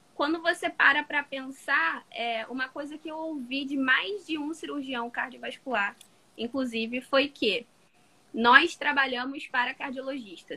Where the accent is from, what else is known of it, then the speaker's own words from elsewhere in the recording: Nova Iguaçu, Rio de Janeiro, Brazil; sou do Rio de Janeiro, Nova Iguaçu, para ser mais exata, Baixada Fluminense